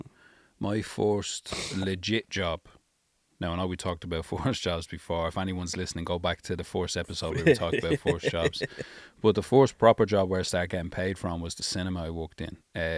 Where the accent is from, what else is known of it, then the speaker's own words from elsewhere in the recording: Dublin, Leinster, Ireland; I'm from Dublin, so I need baby blue and navy.